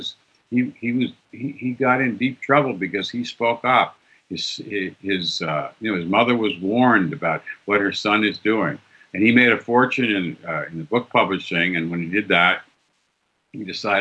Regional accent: the North, United States; also born or lived in Oregon; as a Northerner

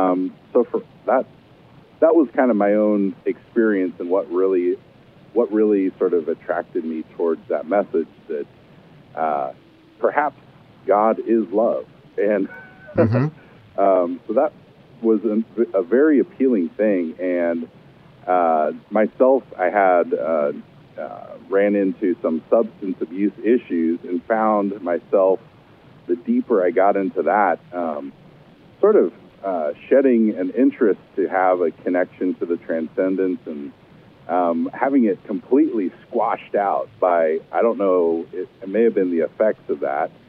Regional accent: Kansas City, United States; now in Lincoln, United States; I was raised in Kansas City and grew up in the Methodist Church there

